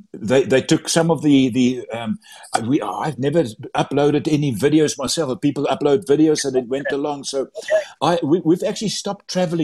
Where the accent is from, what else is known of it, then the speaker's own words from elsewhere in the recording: South Africa; first language Afrikaans; English is a second language; And my mother tongue is Afrikaans and my English is not always correct.